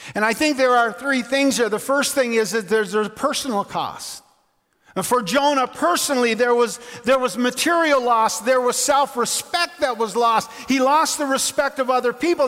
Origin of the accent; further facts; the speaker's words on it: Labrador City, Newfoundland and Labrador, Canada; Margot Kidder lived in my hometown in Labrador City